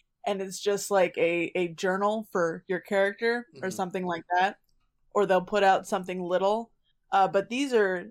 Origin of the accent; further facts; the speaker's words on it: New England, United States; We're from New England.